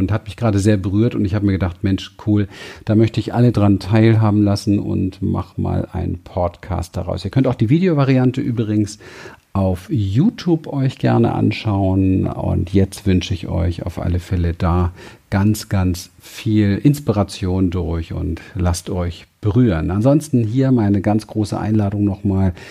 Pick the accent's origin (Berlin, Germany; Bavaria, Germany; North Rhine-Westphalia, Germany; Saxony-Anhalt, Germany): Berlin, Germany; ich bin in Berlin aufgewachsen, Spielplatz Mülltonnen, Ghetto